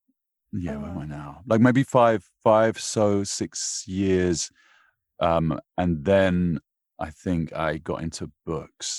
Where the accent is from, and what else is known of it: London, United Kingdom; moved away as an adult; now in United States